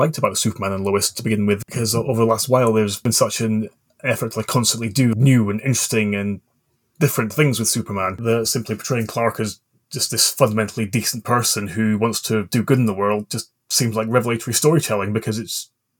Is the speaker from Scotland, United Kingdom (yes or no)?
yes; Scotland, United Kingdom; I grew up in the Scottish borders with English parents, which, if anyone's ever wondered, is why my accent is all over the place.